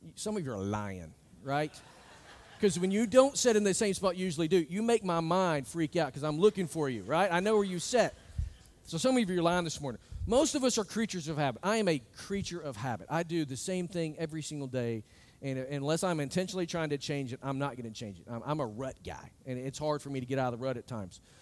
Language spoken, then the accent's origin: English; United States; I look as an American